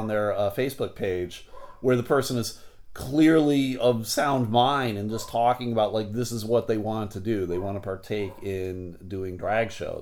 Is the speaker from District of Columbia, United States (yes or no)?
no; Buffalo, New York, United States; now in Grand Rapids, United States; I grew up in Buffalo, New York, so it was all the Bills and the Buffalo Sabres